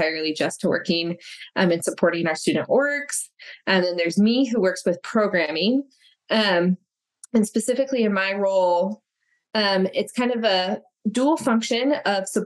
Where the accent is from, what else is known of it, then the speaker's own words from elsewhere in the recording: West Michigan, United States; also born or lived in Colorado / Chicago suburbs, Illinois; I grew up here in West Michigan.